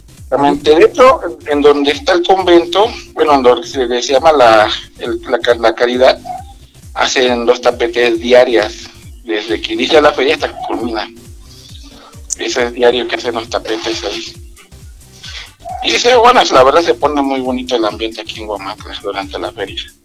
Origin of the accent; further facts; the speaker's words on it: Villahermosa, Tabasco, Mexico; moved away as an adult; now in Huamantla, Mexico; yo realmente soy de Villahermosa, Tabasco, pero radico aquí en lo que es la desde hace 15 años.